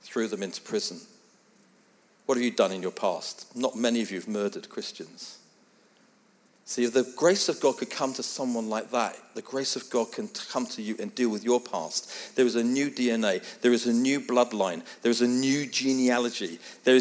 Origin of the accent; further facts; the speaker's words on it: England, United Kingdom; I am English. It is my family.